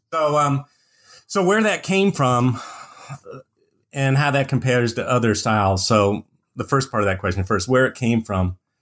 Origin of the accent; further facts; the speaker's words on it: Indiana, United States; moved away as an adult; also born or lived in Arizona; now in Montana, United States; I was born and raised in Indiana